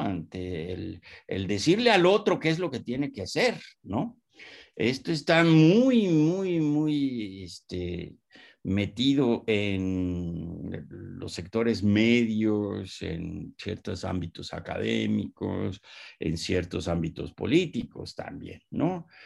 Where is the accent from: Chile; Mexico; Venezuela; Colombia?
Mexico; also born or lived in Pátzcuaro, Michoacán; cómo somos y quiénes somos los mexicanos